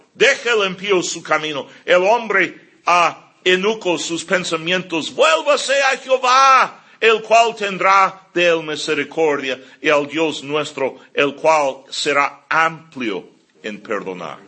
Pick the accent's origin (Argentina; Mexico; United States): United States; California; moved away; yo crecí aquí en California, yo amo a California, yo, ah, mucho, eh, eh, eh, ahí especialmente por Carlsbad y Vista, Escondido